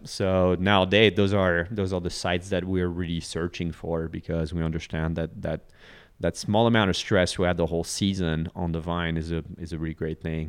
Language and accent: English; northern France, France; moved away as an adult; now in Texas, United States; it's my hometown in northern France